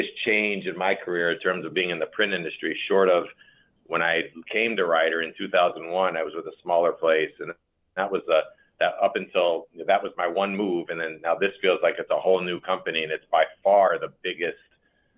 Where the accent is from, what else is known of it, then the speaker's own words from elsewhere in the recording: Maryland, United States; moved away as an adult; also born or lived in Chicago, Illinois; now in Elmhurst, United States; I was born and raised actually on the East Coast in Maryland. Came from Maryland to Chicago for college and stayed here in 1988